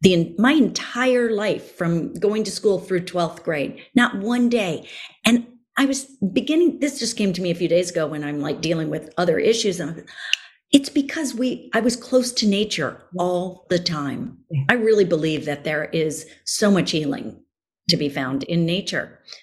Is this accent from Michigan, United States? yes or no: no; Miami, Florida, United States; moved away; as a kid, I grew up in Miami, Florida. I never wore shoes.